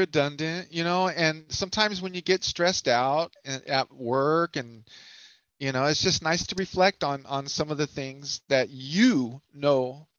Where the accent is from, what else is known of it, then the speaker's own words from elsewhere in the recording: Hayward, California, United States; I have an accent. I'm from South Hayward.